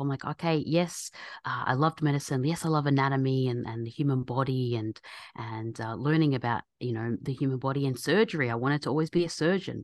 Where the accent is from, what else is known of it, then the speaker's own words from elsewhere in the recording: Australia; my background's Egyptian, so as Egyptians, I'm born and raised in Australia